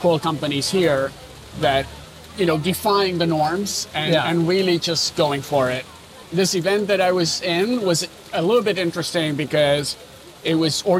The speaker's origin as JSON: {"language": "English", "region": "California", "country": "United States", "lives_now": "Berlin, Germany", "said": "Look, entrepreneurship, I'm from Silicon Valley, right?"}